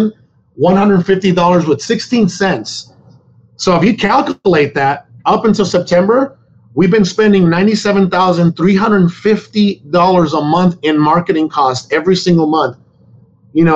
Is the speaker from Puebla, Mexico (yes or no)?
no; Sonora, Mexico; now in United States; I was born in Mexico. I was born in Sonora, Mexico